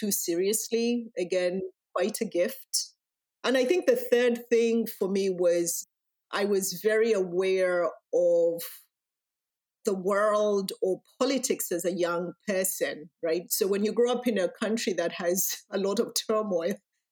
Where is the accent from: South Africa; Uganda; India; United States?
Uganda; moved away; my background, which is what you hear in my accent, is I was born and raised in Uganda.